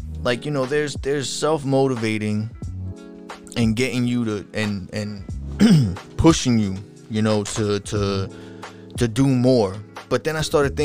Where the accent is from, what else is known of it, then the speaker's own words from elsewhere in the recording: Long Island, New York, United States; accent: New Yorkian Long Islandish; I'm from Long Island, New York.